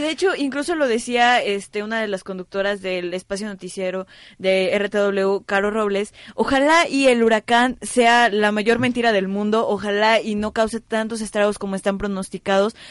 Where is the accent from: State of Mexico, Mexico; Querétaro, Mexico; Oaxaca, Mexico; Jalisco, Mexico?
Querétaro, Mexico; yo soy de Querétaro